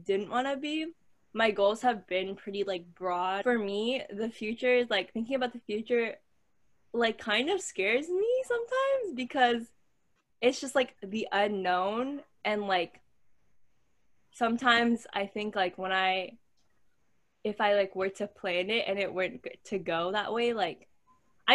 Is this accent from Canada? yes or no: yes; Canada; I was born and raised in Canada.